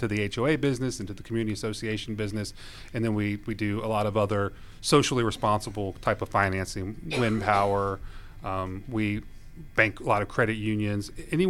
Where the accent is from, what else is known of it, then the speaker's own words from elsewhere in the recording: Lawrenceville, Georgia, United States; also born or lived in Columbia, South Carolina / Norcross, Georgia; So my parents moved to Gwinnett in 1986. So I was born in Columbia, South Carolina, and then my mother got a job down here in Suwanee. So we moved to the Lawrenceville area. 1985, 1986, I'm not really familiar. I don't remember. So I'm a Gwinnett County graduate.